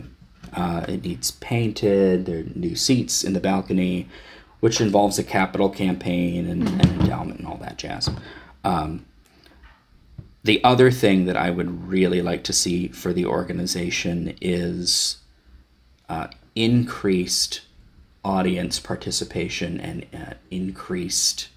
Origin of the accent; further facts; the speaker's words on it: Wayne County, Ohio, United States; moved away; I'm originally from Northeastern Ohio, actually born and raised in Wayne County, Ohio